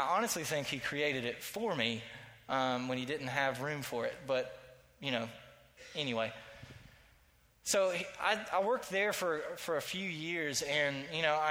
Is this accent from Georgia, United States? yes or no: yes; Statesboro, Georgia, United States; I grew up in Statesboro, Georgia